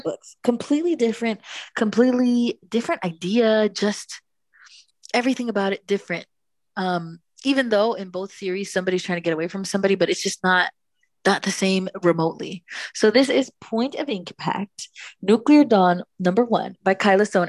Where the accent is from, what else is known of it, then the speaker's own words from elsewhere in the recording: Miami, Florida, United States; I am from Miami